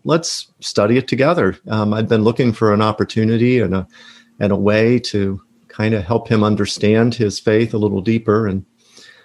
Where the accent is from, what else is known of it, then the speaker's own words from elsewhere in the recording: Cincinnati, Ohio, United States; moved away as an adult; also born or lived in Michigan / St. Louis, Missouri / Bradenton, Florida; now in Oviedo, United States; I grew up outside of Cincinnati, Ohio